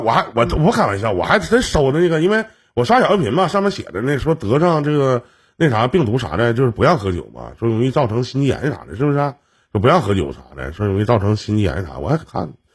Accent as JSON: {"language": "Chinese", "town": "Shenyang", "region": "Liaoning", "country": "China", "said": "我们沈阳这边"}